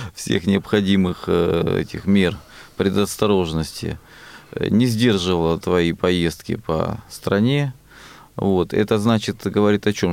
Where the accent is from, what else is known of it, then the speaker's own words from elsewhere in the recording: Rostov-on-Don, Rostov Oblast, Russia; я из Ростова-на-Дону